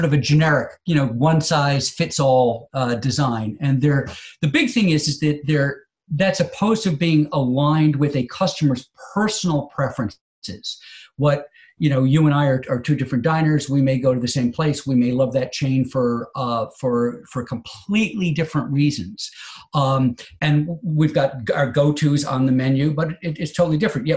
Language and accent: English; United States; as an American consumer